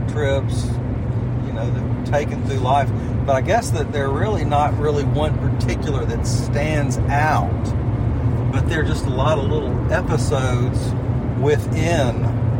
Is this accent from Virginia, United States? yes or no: no; St. Simons Island, Georgia, United States; I grew up on St. Simons.